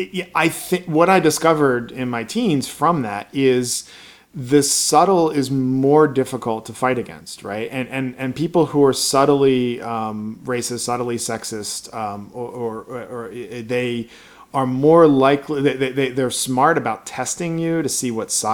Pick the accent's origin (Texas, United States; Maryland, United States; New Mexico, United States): Maryland, United States; Baltimore; I grew up in Baltimore, Maryland in the 80s